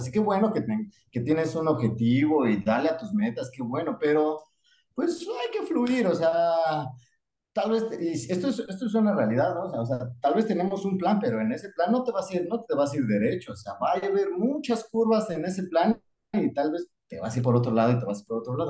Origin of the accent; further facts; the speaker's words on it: Mexico City, Mexico; moved away as an adult; now in Darwin, Australia; nazco en la Ciudad de México.